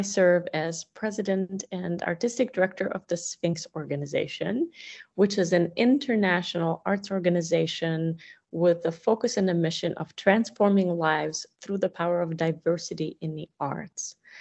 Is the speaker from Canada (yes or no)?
no; Russia; now in United States; growing up in the Soviet Union